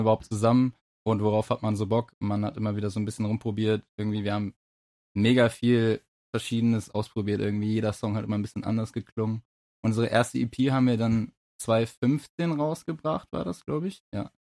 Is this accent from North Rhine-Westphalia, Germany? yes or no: yes; Essen, North Rhine-Westphalia, Germany; wir kommen ja auch aus Essen